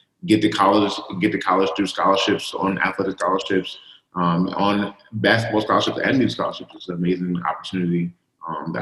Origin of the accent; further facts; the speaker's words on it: New York City, New York, United States; I grew up in Coney Island